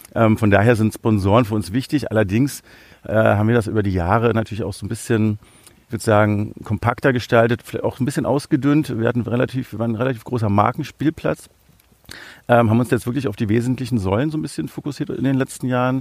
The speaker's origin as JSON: {"language": "German", "region": "Berlin", "country": "Germany", "tie": "born or raised there", "said": "ich bin äh, in Berlin aufgewachsen"}